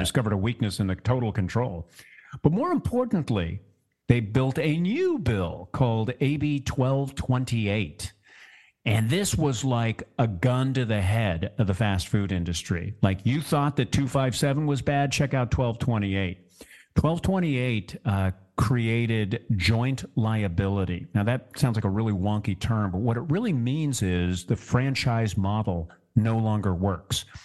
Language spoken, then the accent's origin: English; Orange County, California, United States; my hometown here in Orange County